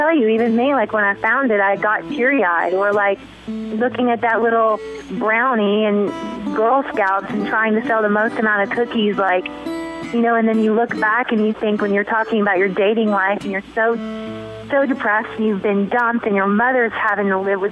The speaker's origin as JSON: {"language": "English", "region": "the South", "country": "United States", "also_born_or_lived": "Paris", "moved": "yes", "said": "I'm from the South"}